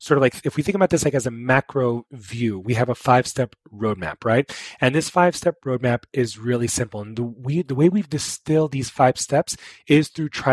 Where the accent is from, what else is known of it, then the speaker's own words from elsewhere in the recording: New York, United States; I'm from New York